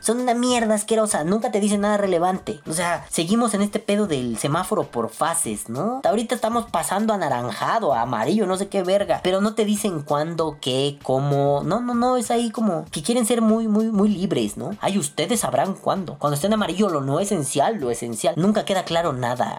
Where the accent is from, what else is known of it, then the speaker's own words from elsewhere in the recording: Mexico; como mexicanos